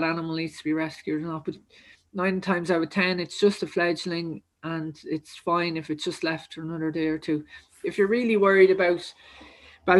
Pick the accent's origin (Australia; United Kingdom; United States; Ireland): Ireland; County Kildare, Leinster; I'm actually from Kildare. So just outside Munstrevan there, a lovely place called Umras.